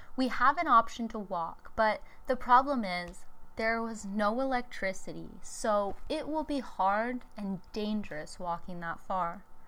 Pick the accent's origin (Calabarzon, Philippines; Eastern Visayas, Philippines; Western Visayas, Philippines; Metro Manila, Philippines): Eastern Visayas, Philippines; Tacloban; moved away as an adult; also born or lived in Cebu City; to Talabakan City, my hometown.